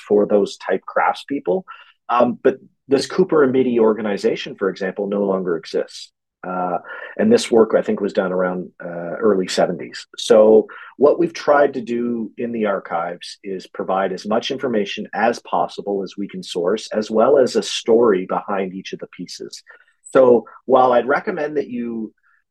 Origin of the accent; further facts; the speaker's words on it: Halifax, Nova Scotia, Canada; here in my hometown of Halifax